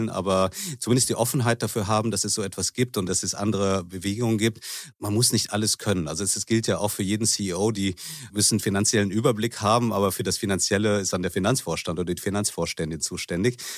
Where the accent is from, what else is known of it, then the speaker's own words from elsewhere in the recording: Manila, Metro Manila, Philippines; also born or lived in Bonn, Germany; Ich bin in Manila und Bonn aufgewachsen, also halb philippinisch und halb deutsch.